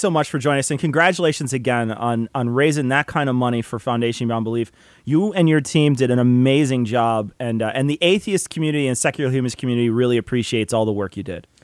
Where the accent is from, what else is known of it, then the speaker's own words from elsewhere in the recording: Illinois, United States; we're from Illinois